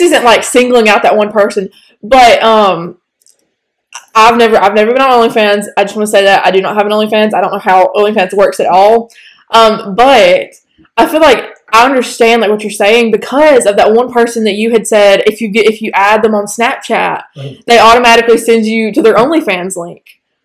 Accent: Northeast Alabama, United States; accent: southern; we're from Northeast Alabama

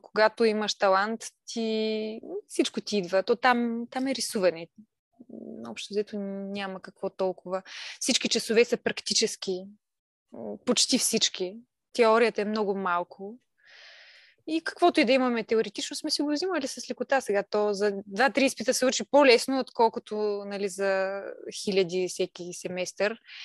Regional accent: Kalipetrovo, Silistra Province, Bulgaria; moved away as an adult; also born or lived in Veliko Tarnovo; now in Burgas, Bulgaria; съм от Силистра, Силистринско село

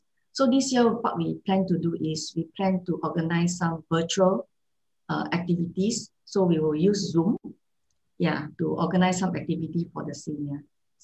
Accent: Malaysia; moved away; also born or lived in Singapore; I come from Malaysia, okay? I stayed in Singapore for many years. So in the past, during my childhood, I experienced kampung life

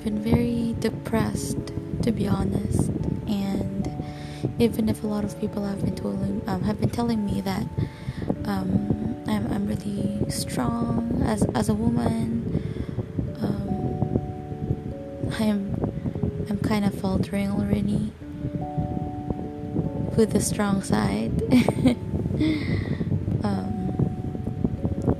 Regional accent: Philippines; English is a second language; I'm a Filipino

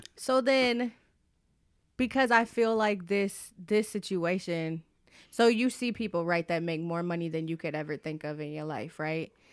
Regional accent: Atlanta, Georgia, United States; I grew up in Atlanta

